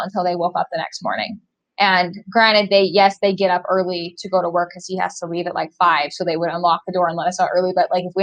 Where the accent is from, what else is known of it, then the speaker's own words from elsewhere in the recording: Bountiful, Utah, United States; where I grew up in Utah and Bountiful and like Woods Cross area